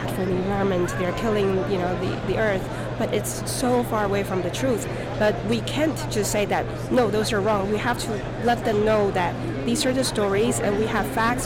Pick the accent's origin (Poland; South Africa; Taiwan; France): Taiwan; also born or lived in Santa Barbara, California / upstate New York / Albany, New York; now in South Carolina, United States; I'm originally from Taiwan.